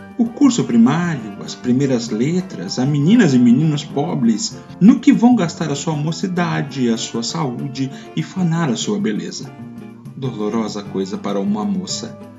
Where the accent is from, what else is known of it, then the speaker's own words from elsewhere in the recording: Brazil; aquilo que nós somos, brasileiros